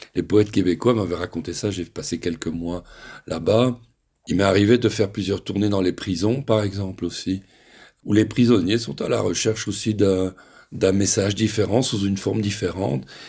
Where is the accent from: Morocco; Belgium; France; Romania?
Belgium; moved away